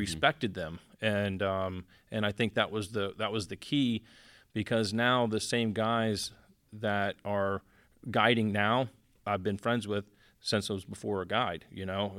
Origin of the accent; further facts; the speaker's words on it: Miami, Tampa, Florida, United States; now in Naples, United States; I was born in Miami and, uh, grew up, you know, fishing Tampa, Naples, and stuff like